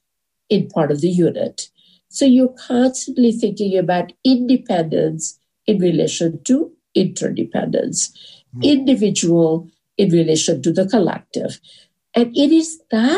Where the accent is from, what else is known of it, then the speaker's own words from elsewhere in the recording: India; moved away as an adult; also born or lived in California; I come from India